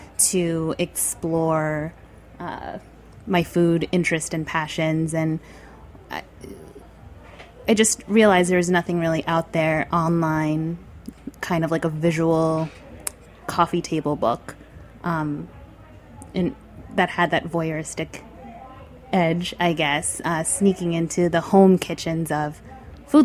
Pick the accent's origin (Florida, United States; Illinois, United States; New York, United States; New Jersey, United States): New York, United States; New York City; I grew up right here in New York City